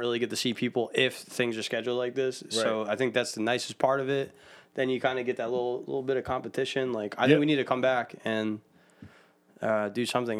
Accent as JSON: {"language": "English", "town": "Philadelphia", "region": "Pennsylvania", "country": "United States", "accent": "Northeast Philly", "said": "my Northeast Philly accent."}